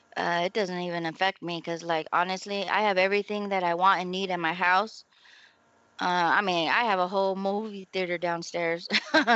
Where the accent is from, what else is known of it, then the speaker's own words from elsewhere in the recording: San Diego, California, United States; moved away; we grew up right there in Lomita yes. Village